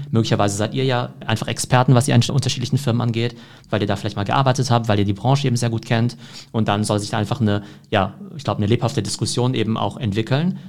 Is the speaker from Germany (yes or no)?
yes; Germany; ich als Deutscher